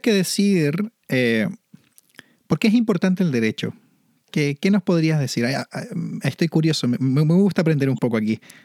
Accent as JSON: {"language": "Spanish", "town": "Santiago", "region": "Santiago Metropolitan Region", "country": "Chile", "tie": "born or raised there", "also_born_or_lived": "Manitoba, Canada", "moved": "yes", "said": "Yo viví en Santiago y nací y fui criado y siempre tuve la montaña al frente mío"}